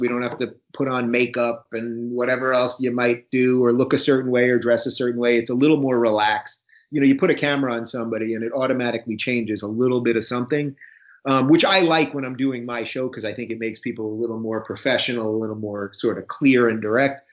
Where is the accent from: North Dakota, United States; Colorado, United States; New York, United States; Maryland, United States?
New York, United States; Long Island; also born or lived in Brooklyn, New York; My folks moved to Long Island in about 79